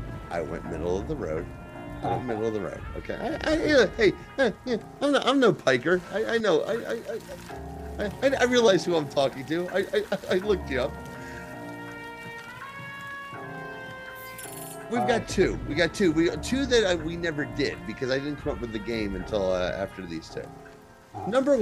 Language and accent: English; New Jersey, United States; I'm from New Jersey